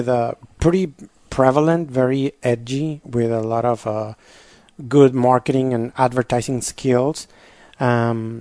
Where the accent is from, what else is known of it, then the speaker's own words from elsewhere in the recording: Tampico, Tamaulipas, Mexico; moved away as an adult; now in San Antonio, United States; living in Mexico, in my hometown, Tampico